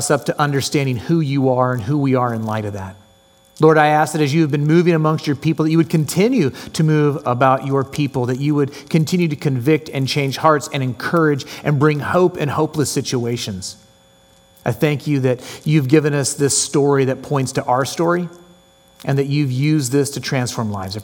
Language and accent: English; San Jose, California, United States; moved away as an adult; also born or lived in Cupertino, California / Salem, Oregon / Palmdale, California / Seattle, Washington; now in Orange County, United States; I was born in San Jose, California, lived in a little town called Cupertino that a corporate monster took over, and then I ended up moving to Salem, Oregon. My mom couldn't take the reins, so we moved back to San Jose